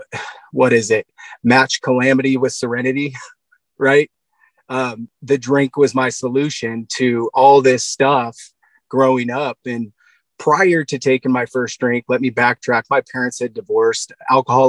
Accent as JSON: {"language": "English", "town": "Black Diamond", "region": "Washington", "country": "United States", "tie": "born or raised there", "also_born_or_lived": "Buckley, Washington", "said": "I grew up in Black Diamond, Washington State"}